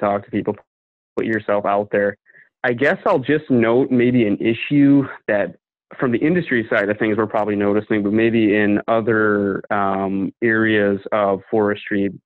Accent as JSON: {"language": "English", "region": "Michigan", "country": "United States", "said": "I'm from Michigan"}